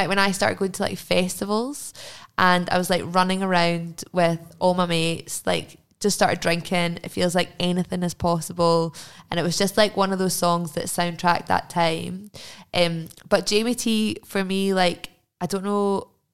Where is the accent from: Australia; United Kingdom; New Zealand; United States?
United Kingdom; Glasgow, Scotland; I grew up in Jordan Hill, which is like a really kind of middle class constituent area.